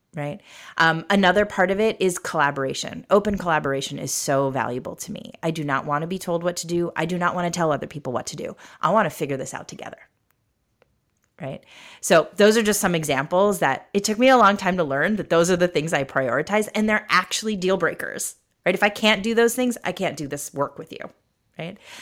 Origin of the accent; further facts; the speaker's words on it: United States; I was growing up in America